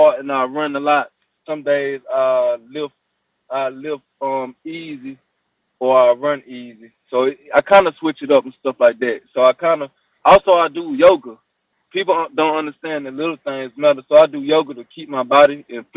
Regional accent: Tuscaloosa, Alabama, United States; also born or lived in Huntsville, Alabama; Yeah, that's my hometown. I grew up in Tuscaloosa, and I moved to Huntsville because I was on scholarship to play ball in Huntsville, Alabama A&M, but I'm from Tuscaloosa

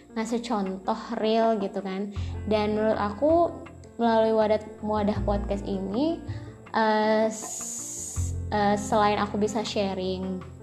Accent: Jambi, Indonesia; aku berasal dari Jambi

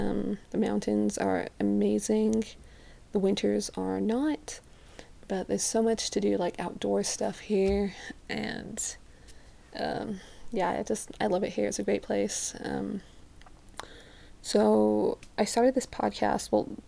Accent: Birmingham, West Midlands, United Kingdom; now in Utah, United States; So, I am from Birmingham, England. I've grown up in other places, so my accent isn't very strong anymore.

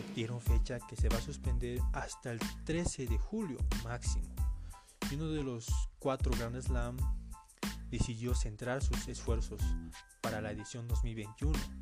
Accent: Bolivia; yo soy acá de Bolivia

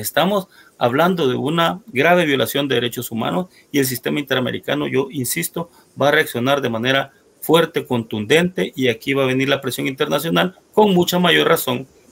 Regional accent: El Salvador; pueblo salvadoreño

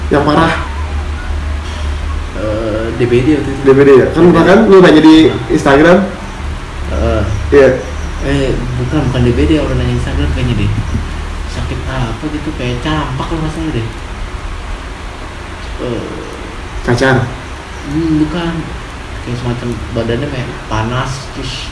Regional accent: Bekasi, West Java, Indonesia; aku tuh dari Bekasi

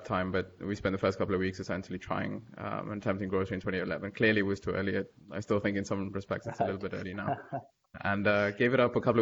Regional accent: Dubai, United Arab Emirates; I pretty much spent most of my life growing up in Dubai

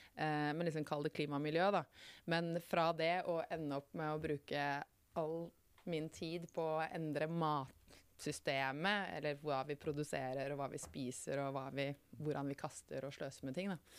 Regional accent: Muggerud, Buskerud, Norway; jeg vokste opp uh, utenfor Kongsberg, på et sted som ikke så mange har hørt om, som heter Muggerud

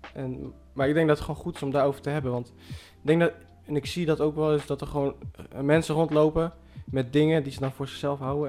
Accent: Zwolle, Overijssel, Netherlands; ik ben dan opgegroeid in Zwolle

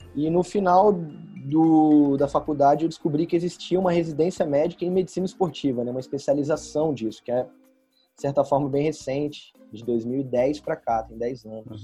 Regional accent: Volta Redonda, Rio de Janeiro, Brazil; moved away as an adult; now in São Paulo, Brazil; Eu sou do Rio, do interior do Rio, Volta Redonda. E aí vim para São Paulo em 2012 e desde então estou no estado de São Paulo

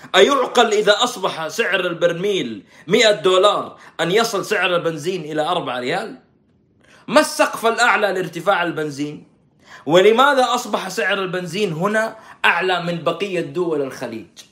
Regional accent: Saudi Arabia; عندنا في السعوديه

